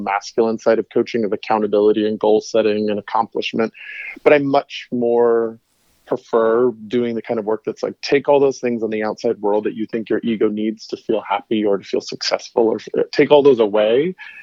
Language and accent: English; Tucson, Arizona, United States; And my hometown.